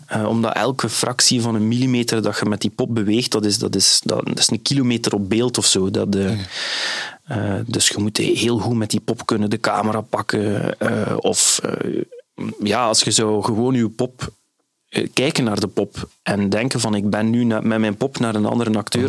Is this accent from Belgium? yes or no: yes; Flanders, Belgium; Zoals Vlaming